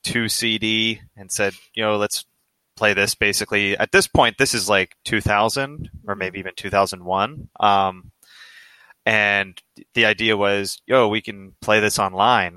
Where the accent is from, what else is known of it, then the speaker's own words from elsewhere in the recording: United States; male growing up in America